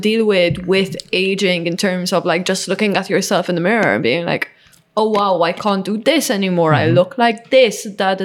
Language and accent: English; Malta; moved away; I come from Malta, you know, this is like Mediterranean, like small country.